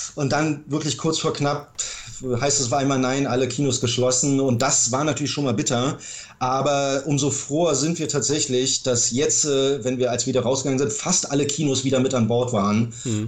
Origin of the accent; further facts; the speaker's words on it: Berlin, Germany; also born or lived in Ludwigsburg; ich bin tatsächlich geborener Berliner